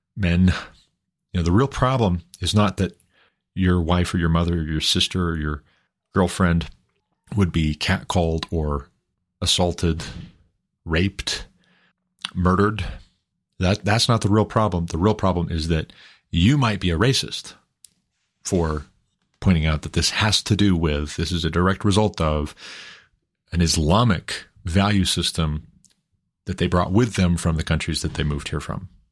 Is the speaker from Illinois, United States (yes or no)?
no; Montana, United States; moved away as an adult; now in Colorado, United States; my home state of Montana, where I'm originally from, where we moved to Colorado from, uh, back in two thousand nineteen